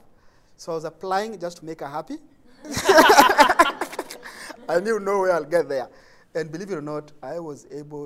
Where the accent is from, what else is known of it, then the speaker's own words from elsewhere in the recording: Nairobi, Kenya; I come from Kibera, from the community.